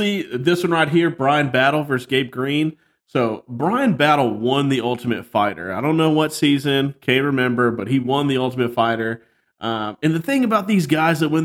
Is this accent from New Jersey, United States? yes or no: no; Texas, United States; accent: country; I'm from Texas